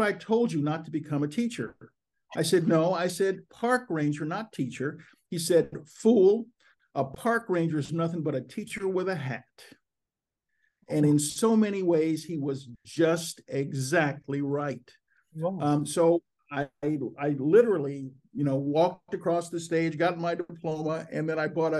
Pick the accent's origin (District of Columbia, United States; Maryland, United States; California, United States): District of Columbia, United States; Washington; moved away; I am in Washington, D.C., my hometown